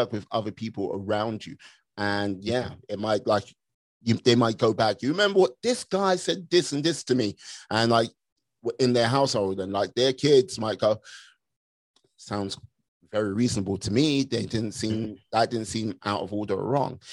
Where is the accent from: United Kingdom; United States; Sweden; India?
United Kingdom; moved away; as a Brit abroad